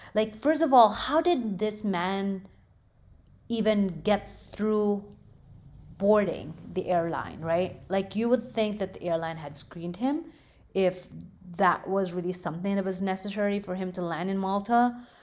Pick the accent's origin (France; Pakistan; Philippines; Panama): Philippines; now in United States; growing up in the Philippines